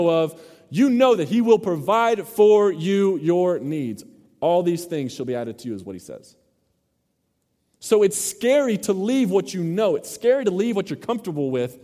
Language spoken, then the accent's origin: English; Mesquite, Texas, United States; also born or lived in Garland, Texas; Growing up in Mesquite / Garland area